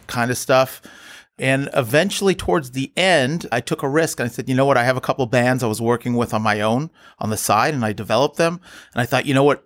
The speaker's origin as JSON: {"language": "English", "town": "Los Angeles", "region": "California", "country": "United States", "tie": "born or raised there", "said": "I grew up in the West Side"}